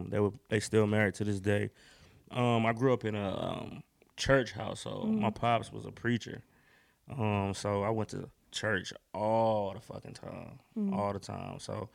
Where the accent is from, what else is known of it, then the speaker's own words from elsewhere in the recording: Durham, North Carolina, United States; I'm from North Carolina, Durham, to be exact.